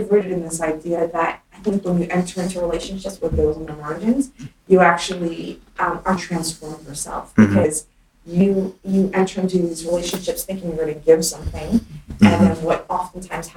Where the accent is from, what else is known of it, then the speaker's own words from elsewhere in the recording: United States; I grew up in the United States of America as a minority